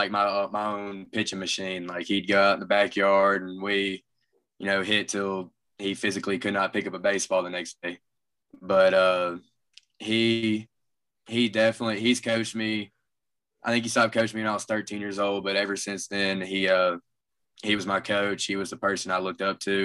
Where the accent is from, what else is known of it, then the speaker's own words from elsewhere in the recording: Olive Branch, Mississippi, United States; also born or lived in Southaven, Mississippi; I've grown up here in Olive Branch